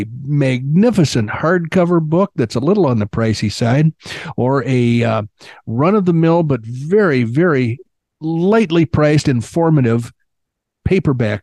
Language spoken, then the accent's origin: English; Illinois, United States; where I grew up in Illinois